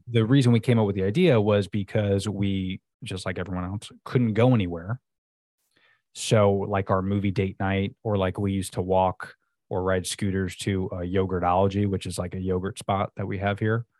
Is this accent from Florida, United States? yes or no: yes; Florida, United States; I'm pretty much born and raised in Florida